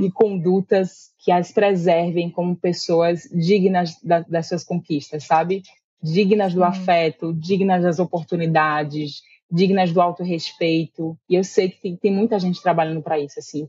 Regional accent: Salvador, Bahia, Brazil; eu sou daqui de Salvador

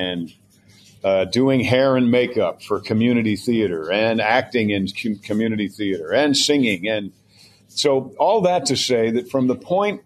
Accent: Mount Kisco, New York, United States; moved away; I'm a storyteller who used to go to the double feature on Saturday in Mount Kisco, New York. I'm from New York

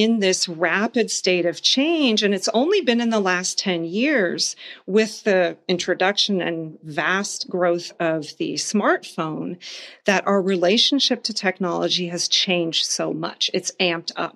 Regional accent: Houston, Texas, United States; also born or lived in Munich; I grew up in Houston

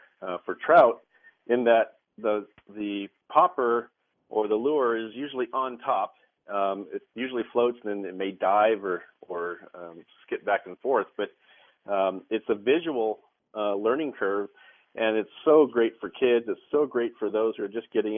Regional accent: Midwest, United States; moved away; I grew up in the Midwest, and we had a farm pond on our property

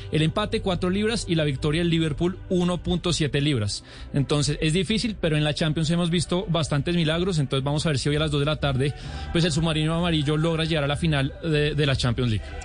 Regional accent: Colombia; yo soy colombiano

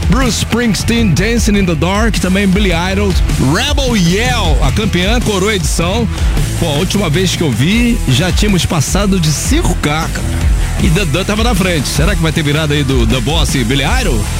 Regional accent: Rio de Janeiro, Brazil; Sou do Rio, do Rio.

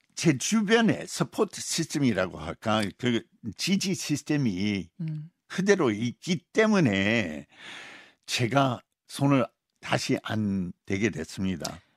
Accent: Utah, United States; Korean is a second language; moved away as an adult; now in South Korea; 우리 고향 유타주인데

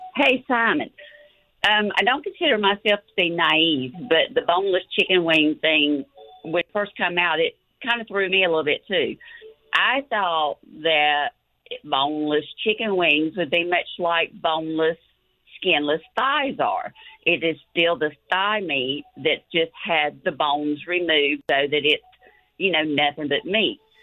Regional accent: Indiana, United States; where I grew up in Indiana, everyone was guys.

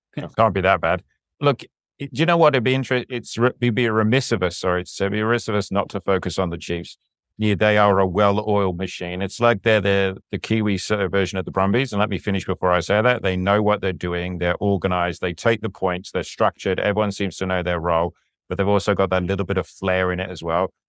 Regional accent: England, United Kingdom; moved away; I'm an Englishman

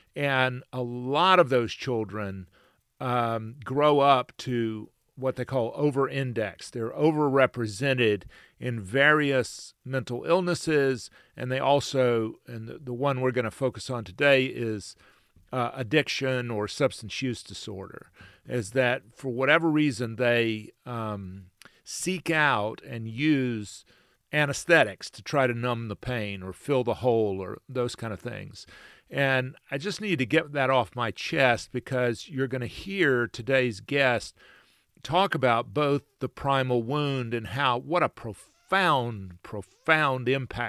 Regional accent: Macon, Georgia, United States; born there; Well, mine says I was born in Albany, Georgia, and I was in fact born in Macon.

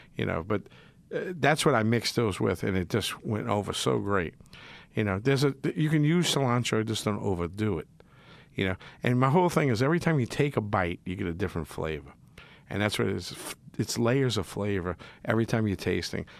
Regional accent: Metairie, Louisiana, United States; accent: yat; I'm a yat. I'm from Metairie. Metairie, y'all. East Jefferson Warrior.

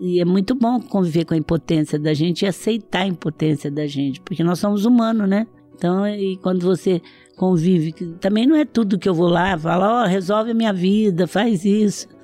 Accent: Franca, São Paulo, Brazil; Eu sou de Franca, o Magazine Luiza nasceu em Franca.

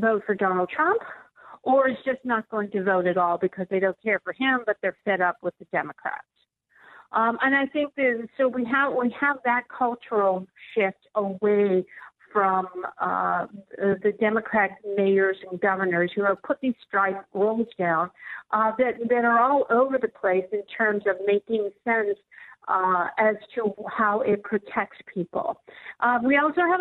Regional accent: Pittsburgh, Pennsylvania, United States; here in my hometown of Pittsburgh

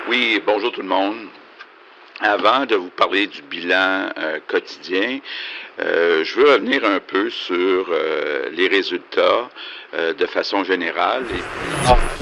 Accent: Quebec, Canada; Chez nous, au Québec

